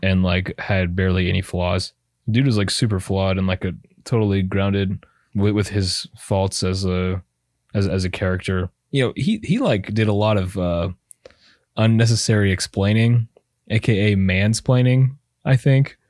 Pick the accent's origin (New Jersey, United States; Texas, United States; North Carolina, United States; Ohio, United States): Texas, United States; brown kids growing up in Texas.